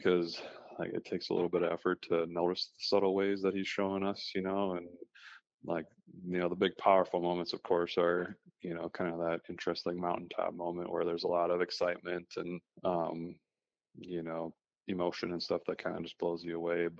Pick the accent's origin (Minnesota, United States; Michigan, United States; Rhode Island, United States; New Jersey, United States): Minnesota, United States; I grew up in Minnesota